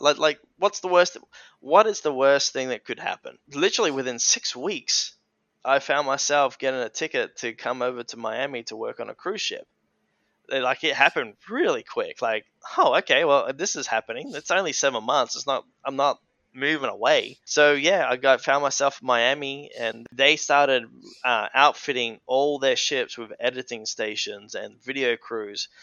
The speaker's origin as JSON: {"language": "English", "town": "Lenswood", "region": "South Australia", "country": "Australia", "tie": "born or raised there", "said": "I was born in the Adelaide Hills. Um, so the Adelaide Hills is about 40 minutes from the heart of Adelaide, and uh, yeah, I spent majority of my life there in Lenswood on the family hobby farm"}